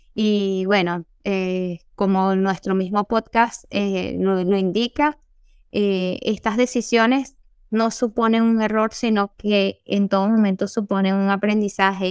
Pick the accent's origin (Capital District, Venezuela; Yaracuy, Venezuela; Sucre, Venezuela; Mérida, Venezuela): Capital District, Venezuela; Caracas; moved away as an adult; now in Chile; soy caraqueña